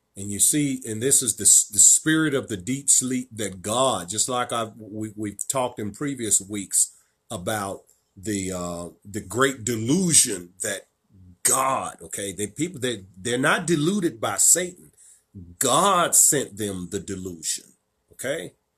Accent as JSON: {"language": "English", "region": "Virginia", "country": "United States", "said": "my home state of Virginia"}